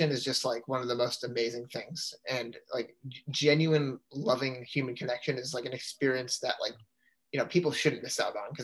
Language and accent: English; Canton, Massachusetts, United States; I'm from Canton, Mass, which is about 45 minutes outside of BC